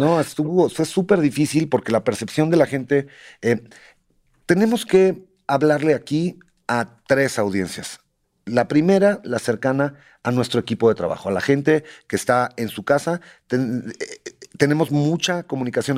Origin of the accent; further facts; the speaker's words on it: Mexico; also born or lived in Michoacán; cómo somos los mexicanos